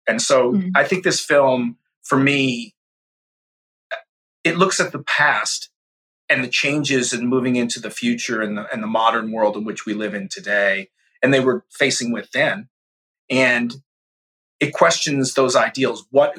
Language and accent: English; Boston, Massachusetts, United States; also born or lived in Missouri; And I'm originally from Boston, Massachusetts, but I've lived a lot of places and grew up in the Midwest for a period of time as well in Missouri on a farm.